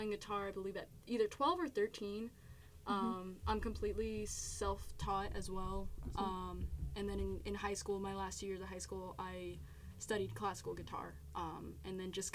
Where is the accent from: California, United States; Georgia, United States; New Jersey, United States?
New Jersey, United States; we always just kind of say Central Jersey